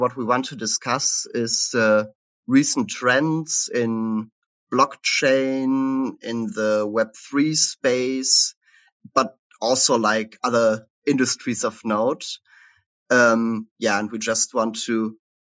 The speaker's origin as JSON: {"language": "English", "town": "Cologne", "region": "North Rhine-Westphalia", "country": "Germany", "also_born_or_lived": "Halle, Germany / Berlin, Germany", "moved": "as an adult", "said": "I'm originally from Germany, from the Cologne area"}